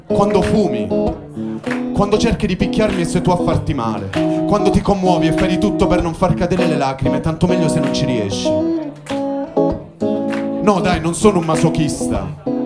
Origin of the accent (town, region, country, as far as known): Fasano, Apulia, Italy; moved away as an adult; now in Turin, Italy